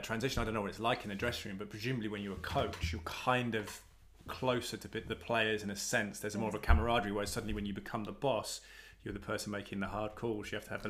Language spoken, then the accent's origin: English; London, United Kingdom; moved away; I never lived east. I was born in East London, but all our family was west.